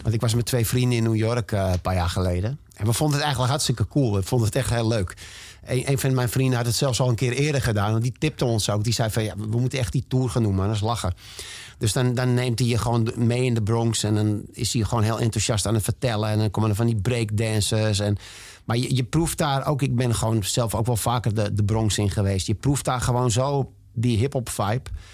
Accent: Amsterdam, North Holland, Netherlands; ik ben in Amsterdam geboren en ik ga er in mijn kist pas weer vandaan

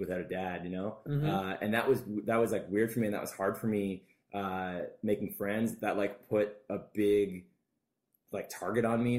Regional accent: Burlington, Ontario, Canada; I was born in Burlington.

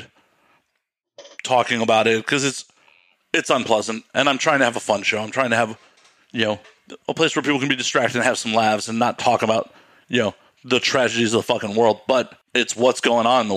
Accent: Chicago, Illinois, United States; I'm from Chicago, so like I know the area

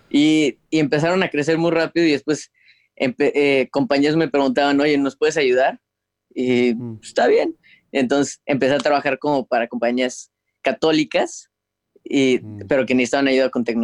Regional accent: Houston, Texas, United States; also born or lived in Guadalajara; nací en Guadalajara este, en el 94 y en el 2001 mi familia se mudó a Houston y ahorita es donde estamos viviendo.

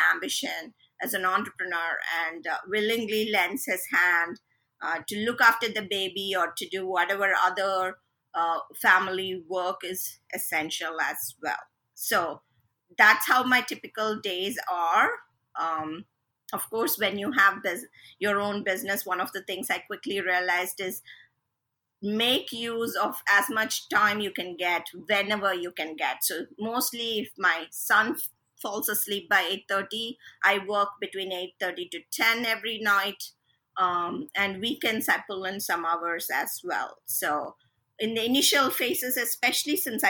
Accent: India; first language Telugu; English is a second language; my native language is Telugu, which is obviously we all know coming from India, it's a South Indian language.

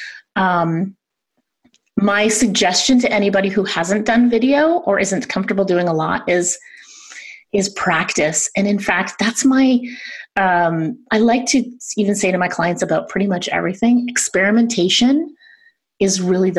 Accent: Canada; I'm Canadian

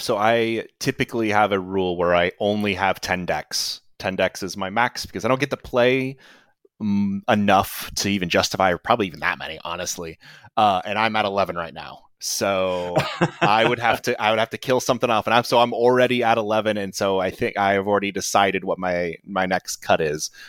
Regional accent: Kansas, United States; I grew up in Kansas

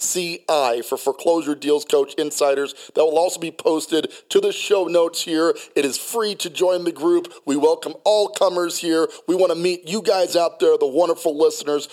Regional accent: Colorado Springs, Colorado, United States; also born or lived in Hawaii; Colorado Springs, Colorado, okay, because that's where I grew up. I went to Liberty High School, class of 1995. We moved there from Hawaii when I was just a kid, third grade through 12th grade.

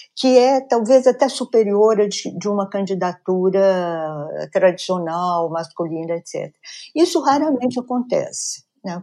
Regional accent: Minas Gerais, Brazil; Sou mineira de nascimento

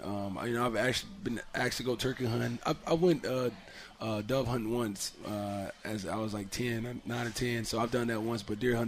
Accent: Tuscaloosa, Alabama, United States; You know, I was only from Tuscaloosa. From my house, was like 1 hour and 40 minutes.

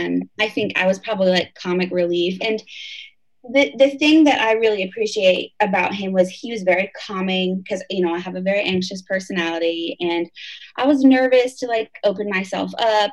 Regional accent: Indiana, United States; moved away as an adult; now in Raleigh, United States; I was born and raised in Indiana

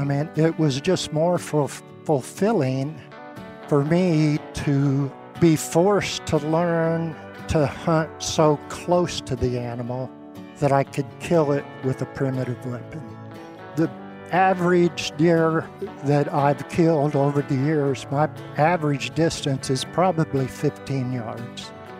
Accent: Indiana, United States; moved away as an adult; also born or lived in Chicago; now in Arkansas, United States; I came to Arkansas 42 years ago from Chicago, which is not where I grew up. I grew up in Indiana.

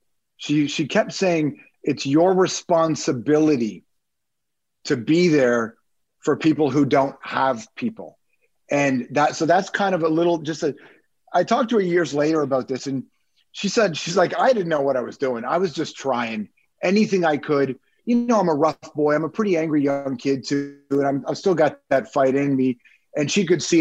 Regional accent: Toronto, Ontario, Canada; also born or lived in Malton; we grew up in Toronto, West Side. So I don't know who knows the city, but I grew up in Rexdale

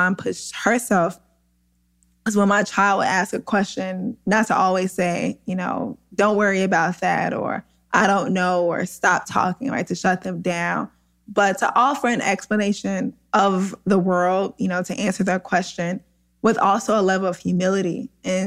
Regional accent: St. Louis, Missouri, United States; where we grew up in South St. Louis in a class exploited neighborhood

